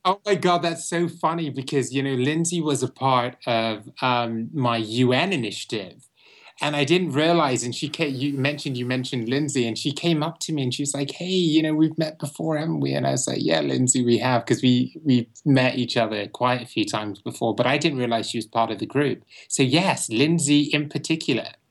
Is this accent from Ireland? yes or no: no; Bristol, South West England, United Kingdom; moved away as an adult; now in Los Angeles, United States; I was born in Bristol, England, um, which is the fourth largest city in England.